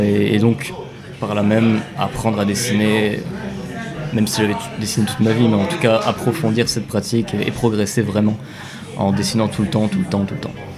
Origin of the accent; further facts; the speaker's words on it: Metz, Grand Est, France; ma région natale, donc la Lorraine, Lorraine industrielle